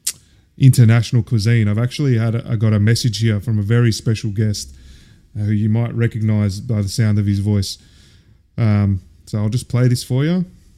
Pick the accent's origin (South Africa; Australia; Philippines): Australia; Melbourne, Victoria; moved away; … growing up in Oakley.